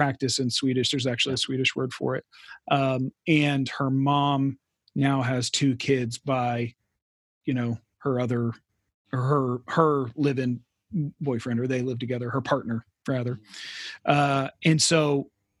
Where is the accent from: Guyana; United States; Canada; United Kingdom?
United States; Texas; moved away as an adult; now in Sweden; in the context in which we grew up in America and Texas